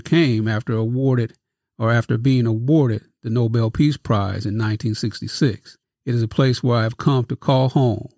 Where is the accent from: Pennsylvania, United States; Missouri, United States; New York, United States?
Missouri, United States; Kirkwood; also born or lived in Festus, Missouri / Crystal City, Missouri; born in Kirkwood, 30 miles away from Festus and Crystal City